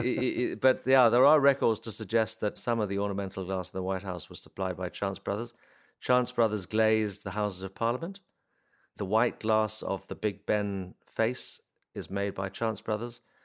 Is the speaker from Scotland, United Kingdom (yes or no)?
no; Warwickshire, West Midlands, United Kingdom; I grew up in Warwickshire